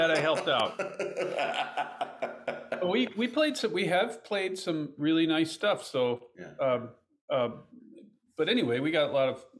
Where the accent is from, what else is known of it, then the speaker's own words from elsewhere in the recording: Cleveland, Ohio, United States; I'm from Cleveland, Ohio.